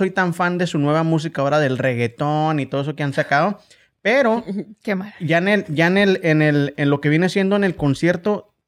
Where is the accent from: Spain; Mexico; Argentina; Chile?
Mexico; Chihuahua; accent: chihuahuense